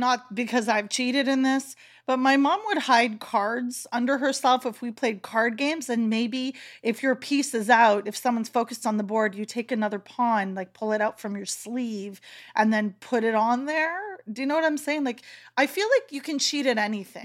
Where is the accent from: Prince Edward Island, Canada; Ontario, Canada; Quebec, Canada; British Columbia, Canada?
Prince Edward Island, Canada; North Shore; I'm from the Northwest Shore there, that's where I am, and I consider home